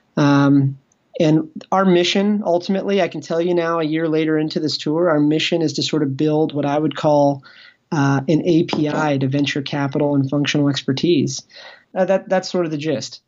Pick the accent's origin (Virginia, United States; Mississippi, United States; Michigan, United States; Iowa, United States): Virginia, United States; Ashburn; moved away; all of us, we came from small towns. Like, Like, I came from Ashburn